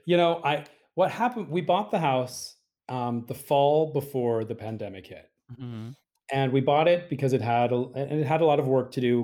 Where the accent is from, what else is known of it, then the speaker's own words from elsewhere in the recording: Utah, United States; moved away; when I was a kid growing up in Utah, I was the youngest of eight siblings